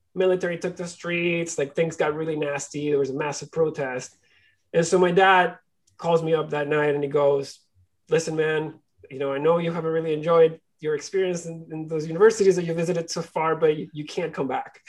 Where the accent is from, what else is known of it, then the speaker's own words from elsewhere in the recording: Barquisimeto, Lara, Venezuela; now in Toronto, Canada; I was born and raised in, in, Venezuela. I was born in a small city called Barquisimeto